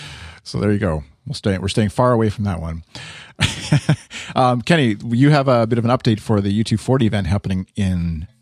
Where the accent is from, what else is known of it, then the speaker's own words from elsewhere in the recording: Canada; accent: Canadian; my little Canadian accent slipped in there